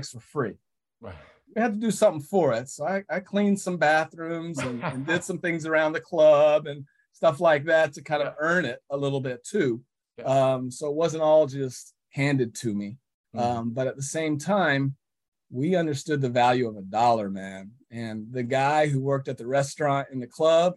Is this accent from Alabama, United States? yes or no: yes; Huntsville, Alabama, United States; I grew up in Huntsville, Alabama